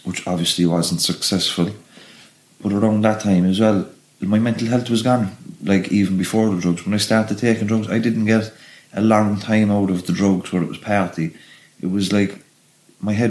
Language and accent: English; Cork, Munster, Ireland; also born or lived in Dublin / Clondalkin; I was born in Dublin, and we moved. My mum, we lived in Clondalkin, and when Weefield was just being built, the prison, and my mum wanted to move back to Cork, you know, because Dublin was getting rough at the time. So we moved to Knocknaheeny in the mid 80s